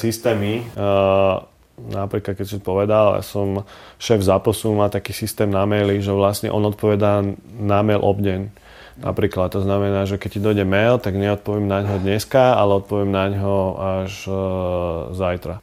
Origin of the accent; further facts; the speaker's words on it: Bratislava, Bratislava Region, Slovakia; Narodil som sa v Bratislave, veľkú časť života som prežil v Lamači